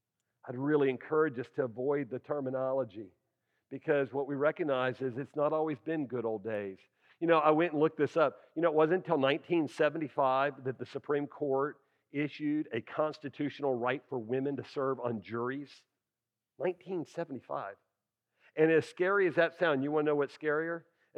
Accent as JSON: {"language": "English", "region": "Texas", "country": "United States", "said": "I'm like, hey, you're from Texas, I'm from Texas."}